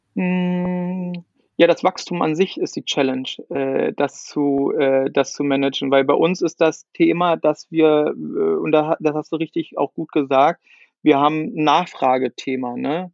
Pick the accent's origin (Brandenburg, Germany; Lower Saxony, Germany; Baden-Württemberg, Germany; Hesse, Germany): Brandenburg, Germany; also born or lived in Sweden; ich komme ja hier auch aus, aus, äh, aus Ostdeutschland, aus der Nähe von Berlin